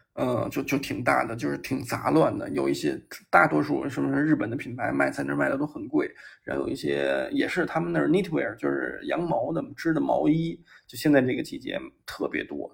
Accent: China; 先问你是哪儿的人，然后听你是中国来的

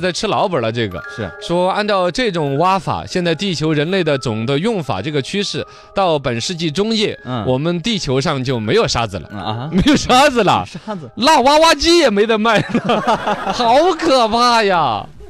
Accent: Weiyuan, Sichuan, China; moved away; 我们老家威远那边

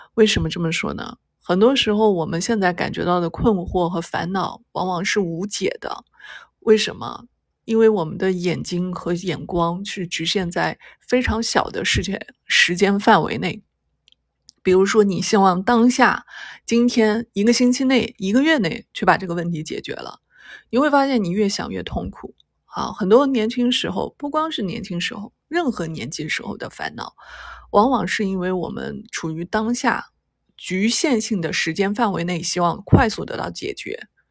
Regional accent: China; 我们中国人

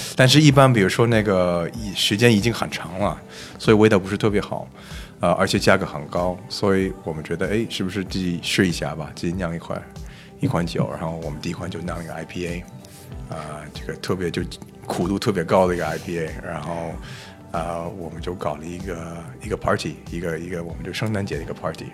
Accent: Toronto, Ontario, Canada; Chinese is a second language; now in Beijing, China; 我是来自加拿大，呃，嗯。我在多伦多出生的

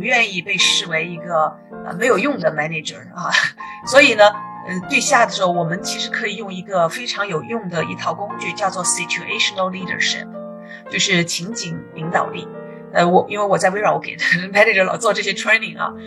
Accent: China; now in United States; 我们中国人

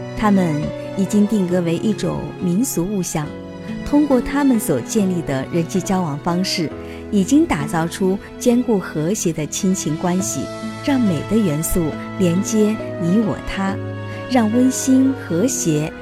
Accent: Fuyang, Anhui, China; 我的家乡阜阳

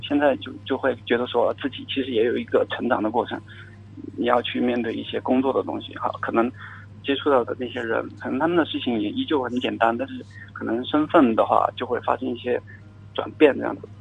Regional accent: Chongqing, China; 我是重庆人

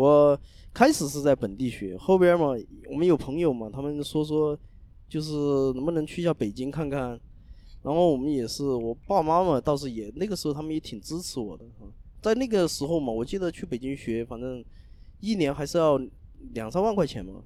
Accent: Zunyi, Guizhou, China; also born or lived in Zhujiajiao, Shanghai; now in Shanghai, China; 我们老家是一个地方的

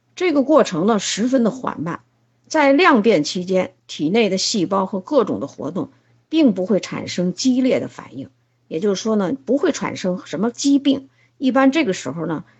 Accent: China; 我们中国人应该睡这个子午觉

